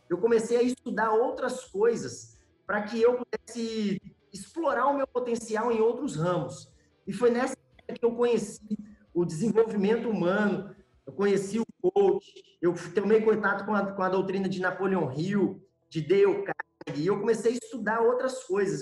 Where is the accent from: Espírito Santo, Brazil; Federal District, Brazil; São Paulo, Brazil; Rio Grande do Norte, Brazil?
Espírito Santo, Brazil; also born or lived in João Monlevade, Minas Gerais, Brazil; Eu moro no Espírito Santo hoje, mas sou mineiro de João Molevade. Apesar de morar aqui no Espírito Santo já desde os sete anos de idade